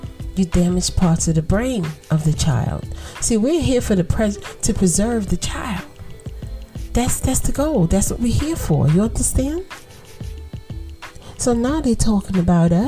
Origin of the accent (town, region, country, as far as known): United States